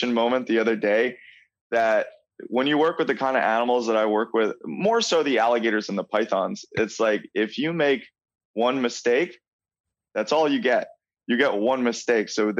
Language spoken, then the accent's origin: English; Long Island, New York, United States; So I grew up in New York and in Long Island, New York, which is an amazing place for reptiles